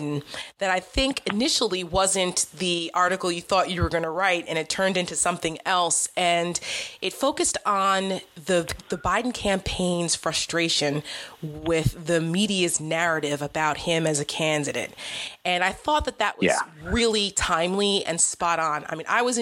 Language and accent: English; New Jersey, United States; I'm a Jersey girl